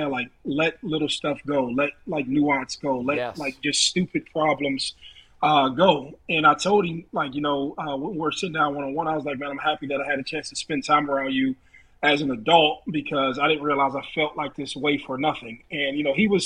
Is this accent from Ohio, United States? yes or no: yes; Youngstown, Ohio, United States; also born or lived in Warren, Ohio; I'm from Youngstown, Ohio. I played football in Warren